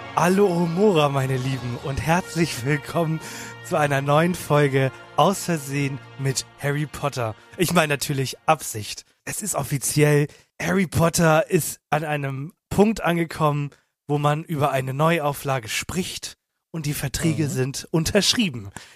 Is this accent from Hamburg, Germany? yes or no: yes; Hamburg, Germany; wir kommen aus Hamburg, der ist jetzt nicht groß